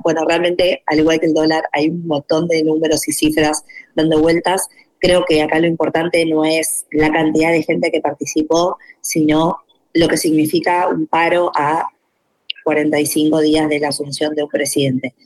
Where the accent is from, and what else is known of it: Argentina